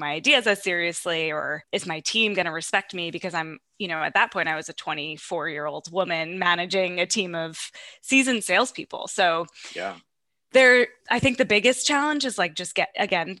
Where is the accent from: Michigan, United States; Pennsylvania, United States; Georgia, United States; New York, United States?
New York, United States; Long Island; I'm from Long Island.